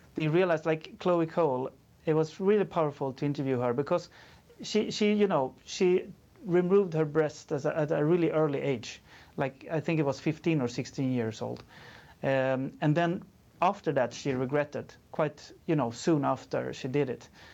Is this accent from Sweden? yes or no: yes; Sweden; I'm from Sweden